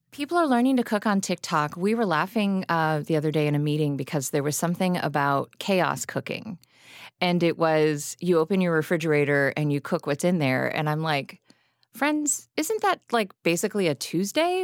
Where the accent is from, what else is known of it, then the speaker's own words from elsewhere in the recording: Lexington, Kentucky, United States; now in Chicago, United States; I grew up in Kentucky.